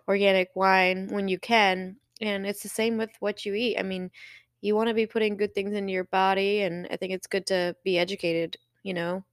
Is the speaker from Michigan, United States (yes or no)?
yes; Michigan, United States; also born or lived in Colorado; now in Tennessee, United States; I was born in Michigan and then I lived in Colorado